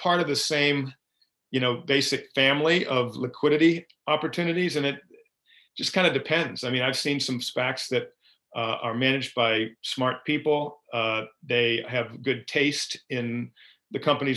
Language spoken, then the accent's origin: English; Byfield, Massachusetts, United States; I grew up in a town called Byfield, Massachusetts, which is North Shore of Massachusetts